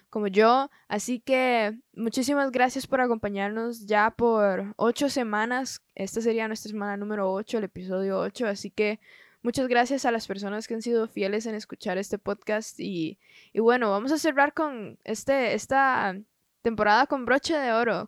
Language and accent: Spanish; Costa Rica; soy de Costa Rica